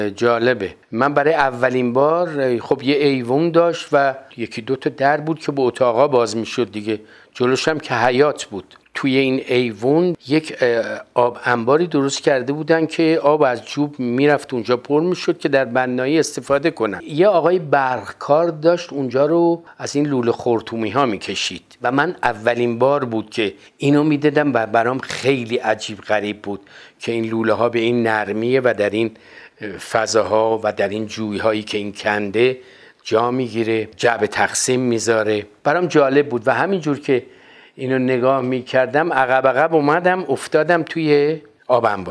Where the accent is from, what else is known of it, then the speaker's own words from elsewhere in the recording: Tehran, Tehran Province, Iran; در محله عباسی تهران به دنیا آمدم تا حدود چهار پنج سالگی شاید کمتر من در اون محله زندگی میکردم